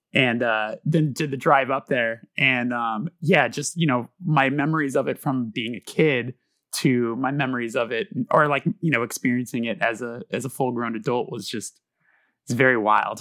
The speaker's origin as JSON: {"language": "English", "town": "Los Angeles", "region": "California", "country": "United States", "tie": "born or raised there", "said": "I was born out here"}